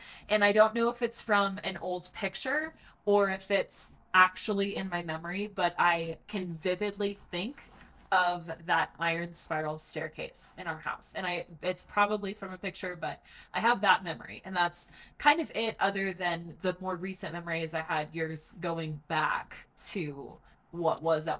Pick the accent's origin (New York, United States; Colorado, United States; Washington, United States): Colorado, United States; Breckenridge; also born or lived in Coon Rapids, Minnesota; So I call myself from Colorado. I tell people I am from, so I grew up in Breckenridge. I live in Silverthorne, all part of just what we call Summit or Summit County now. I'm one of those people that snobbly calls myself a native